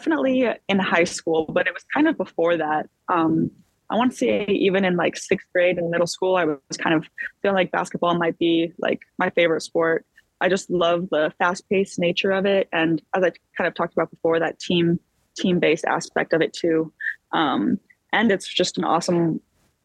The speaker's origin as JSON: {"language": "English", "town": "Boulder", "region": "Colorado", "country": "United States", "tie": "born or raised there", "moved": "as an adult", "lives_now": "San Diego, United States", "said": "I'm from Boulder"}